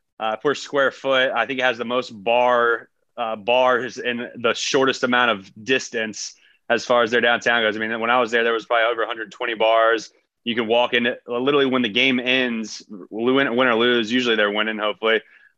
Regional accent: Charlotte, North Carolina, United States; I grew up in Charlotte, North Carolina, 3.5 hours from Athens.

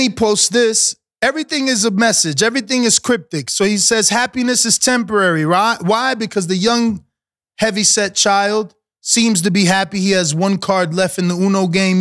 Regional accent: New York City, New York, United States; I'm from New York City area

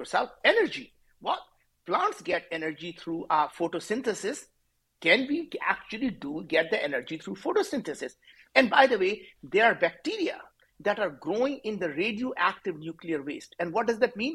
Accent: India; as an Indian guy

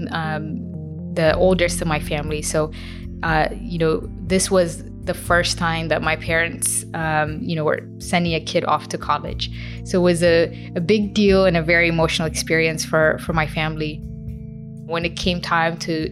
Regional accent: Florida, United States; moved away as an adult; I grew up in Florida

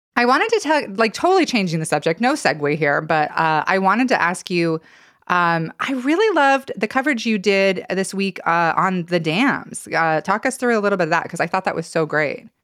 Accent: Stanley, Idaho, United States; also born or lived in Challis, Idaho; now in Boise, United States; I grew up around Stanley

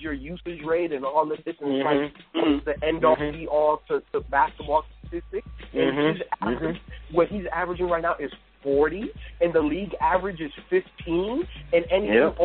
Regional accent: Miami, Florida, United States; also born or lived in Chicago, Illinois; I was born in Chicago. I consider myself a Chicago point guard that was raised in Miami

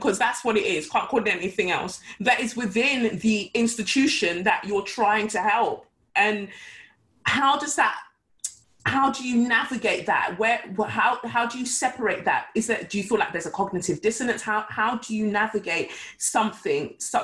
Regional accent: London, United Kingdom; also born or lived in Nigeria; Growing up in Peckham, because I arrived from Nigeria when I was 5, and I grew up from then onwards in Peckham

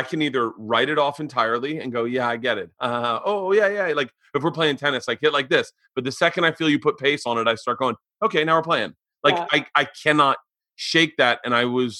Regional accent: Tampa, Florida, United States; I grew up in Tampa

